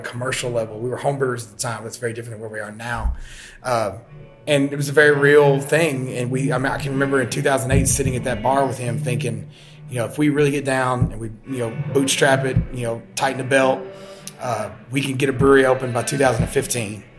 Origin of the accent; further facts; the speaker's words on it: Georgetown, Kentucky, United States; also born or lived in Japan; I am born and raised in Scott County, Kentucky, Scott County, uh, Central Kentucky, Georgetown, uh, in Scott County